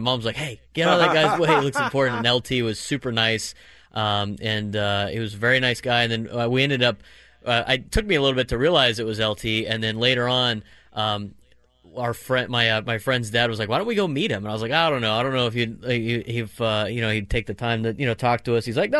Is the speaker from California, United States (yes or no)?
yes; San Diego, California, United States; growing up in San Diego the time I did